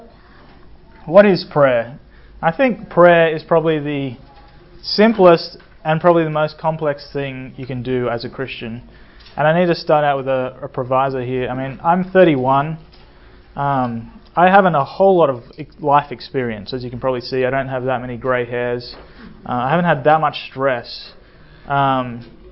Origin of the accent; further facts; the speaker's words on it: Australia; moved away as an adult; also born or lived in Sydney, Australia; now in United States; I come from Sydney, Australia, and that's partly true. I grew up in small towns around Australia